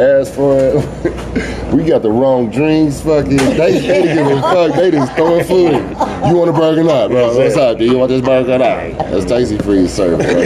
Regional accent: Oklahoma City, Oklahoma, United States; also born or lived in Tulsa, Oklahoma; when I was 4 years old, we moved away from Tulsa. So we moved to Oklahoma City

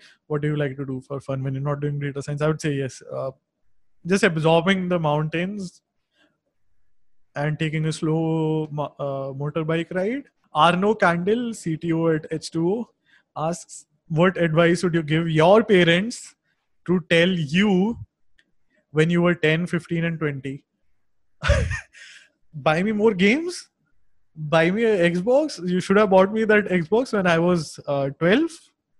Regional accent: Dehradun, Uttarakhand, India; I grew up in a small town in North India, Dehradun. which is a really beautiful valley.

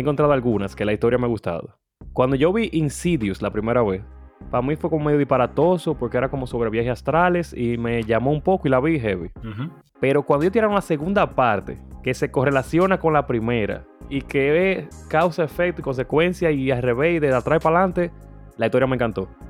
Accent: Santiago de los Caballeros, Santiago, Dominican Republic; en Santiago yo crecí en Baracoa

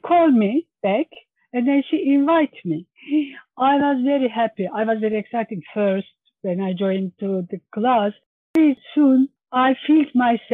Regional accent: Turkey; English is a second language; moved away as an adult; now in Birchington, United Kingdom; I am from Turkey.

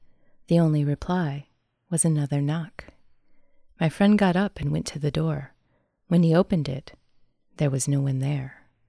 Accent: Clark Range, Tennessee, United States; Also in my hometown of Clark Range, Tennessee, my buddy used to experience unusual things in his father's house.

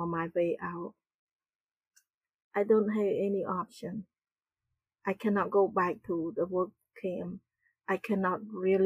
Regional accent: Battambang, Cambodia; moved away; also born or lived in Phnom Penh; I grew up in Cambodia in a small town.

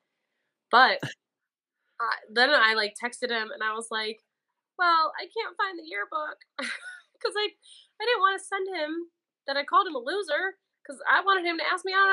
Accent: Euclid, Ohio, United States; now in Cleveland, United States; I'm from Euclid, like lived there my whole life

